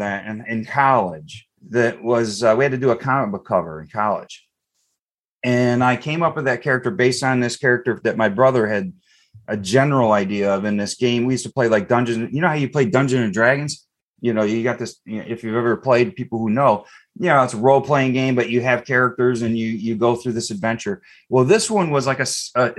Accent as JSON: {"language": "English", "town": "Eastpointe", "region": "Michigan", "country": "United States", "tie": "born or raised there", "said": "I grew up in East Detroit"}